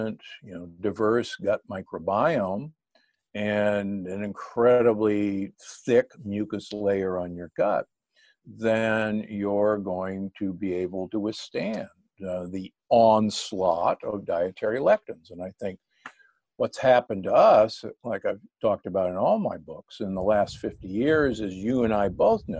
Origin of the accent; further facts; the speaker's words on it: Omaha, Nebraska, United States; moved away; also born or lived in Milwaukee, Wisconsin / Loma Linda, California; I grew up in Omaha, Nebraska, and Milwaukee, Wisconsin